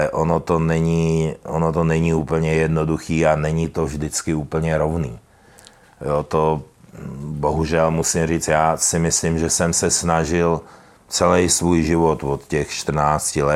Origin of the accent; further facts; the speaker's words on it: Czechia; Můžu tím něčeho dosáhnout jako my jsme z Čech